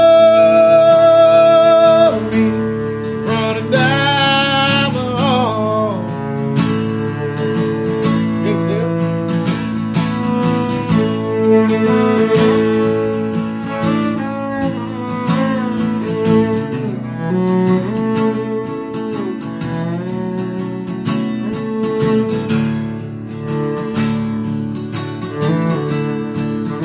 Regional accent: Garrison, Kentucky, United States; moved away as an adult; also born or lived in Lexington, Kentucky; I grew up in Garrison, Kentucky

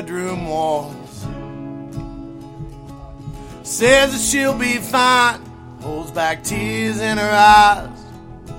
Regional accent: Nitro, West Virginia, United States; I'm from Nitro, West Virginia

